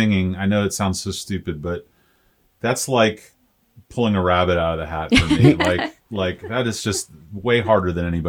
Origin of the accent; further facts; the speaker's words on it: St. Petersburg, Florida, United States; also born or lived in Orlando, Florida; so I grew up in St. Pete, went to college at UCF